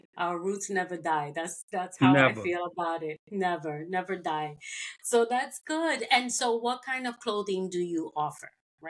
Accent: New York, United States; now in Florida, United States; I'm originally from New York as well, but I live down in Florida, so I'm technically a Floridian

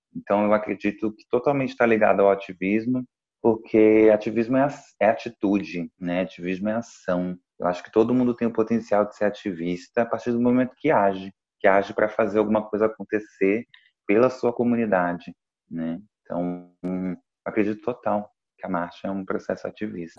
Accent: Duque de Caxias, Rio de Janeiro, Brazil; Eu sou do Rio de Janeiro, sou de Duque de Caxias

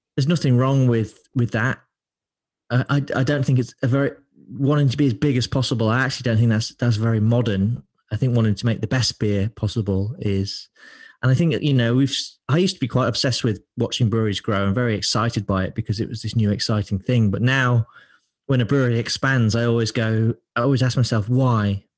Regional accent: Lincoln, East Midlands, United Kingdom; also born or lived in London; now in Manchester, United Kingdom; I'm from Lincoln

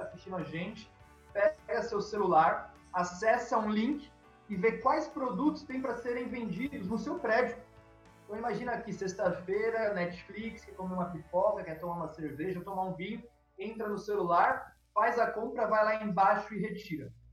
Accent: Itajubá, Minas Gerais, Brazil; now in São Paulo, Brazil; Itajubá cidade onde eu nasci

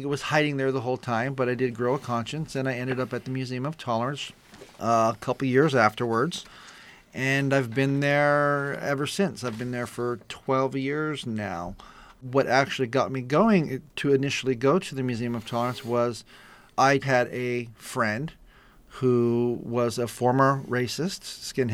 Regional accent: East San Gabriel Valley, California, United States; I grew up in the East San Gabriel Valley area in a predominantly Anglo neighborhood

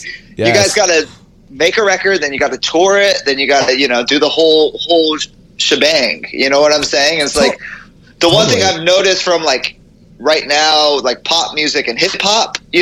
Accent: Oahu, Hawaii, United States; moved away; also born or lived in Hilo, Hawaii; I was born on Hilo and then grew up in Oahu, like the North Shore

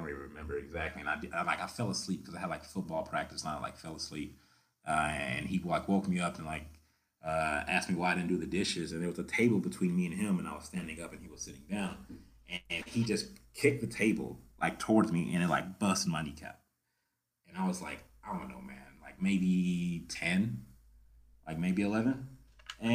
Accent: Memphis, Tennessee, United States; moved away as an adult; also born or lived in Kuwait; now in Denver, United States; I grew up in Tennessee, you know, Memphis, Tennessee

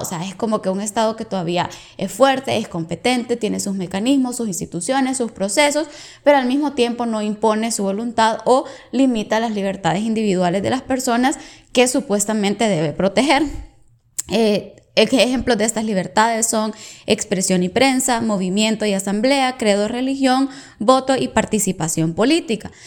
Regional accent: El Salvador; now in Canada; yo soy del Salvador

